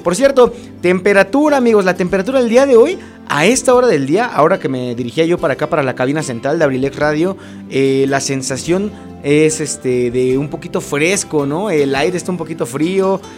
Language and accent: Spanish; Acambay, State of Mexico, Mexico; los que somos de aquí de Acambay